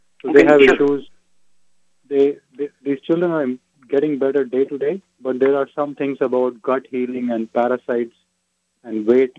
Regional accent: India; now in Texas, United States; I'm Indian. I actually came to faith to Jesus recently.

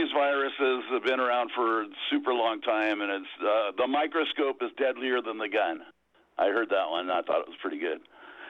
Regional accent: Watsonville, California, United States; moved away as an adult; I'm from Watsonville, so I moved back.

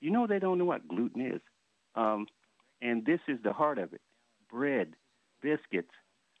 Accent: United States; moved away; I'm born and raised in Carolina. Came down to see some of my people.

